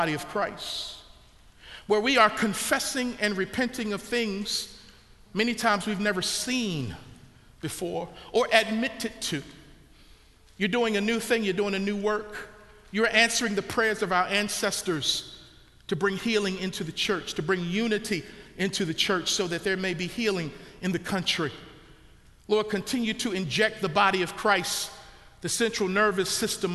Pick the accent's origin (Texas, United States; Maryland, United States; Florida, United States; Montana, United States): Maryland, United States; Baltimore; when I was growing up in Baltimore, Maryland, we had to be street